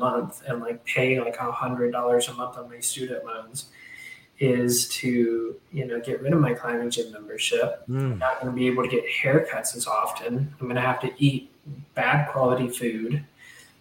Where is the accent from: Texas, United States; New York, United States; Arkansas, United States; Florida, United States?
Arkansas, United States; Hot Springs; moved away as an adult; I went to my hometown of Hot Springs, Arkansas